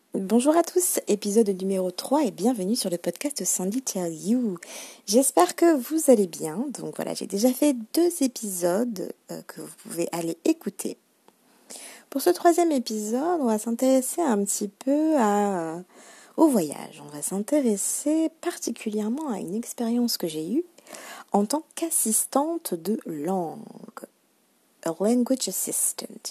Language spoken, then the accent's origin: French; France; first language French; quand on est français, on ne fournit pas tant d'efforts que ça puisque c'est notre langue maternelle